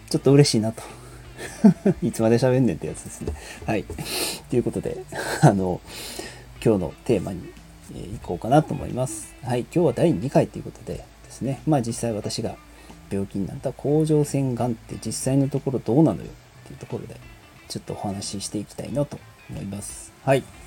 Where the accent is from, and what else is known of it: Kansai, Japan